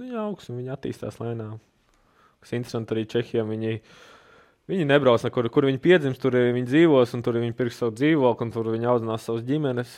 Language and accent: Latvian; Latvia; mums latviešiem ir vienmēr tā gaļa un kartupeļi